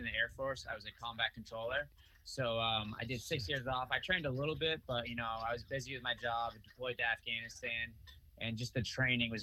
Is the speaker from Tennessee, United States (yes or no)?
no; Freetown, Massachusetts, United States; also born or lived in Fall River, Massachusetts; I was born in Fall River. Actually, I grew up mostly in Freetown, which is right outside of Fall River